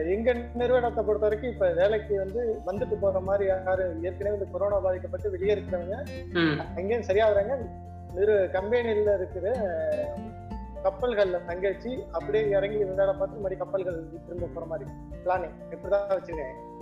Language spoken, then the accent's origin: Tamil; Ariyalur, Tamil Nadu, India; நாங்க அரியலூர்